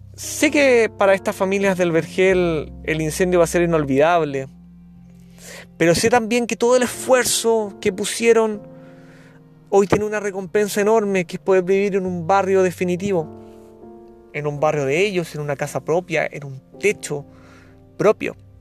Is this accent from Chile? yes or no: yes; Chile; periodista de Chile con años de experiencia en sostenibilidad y comunicación social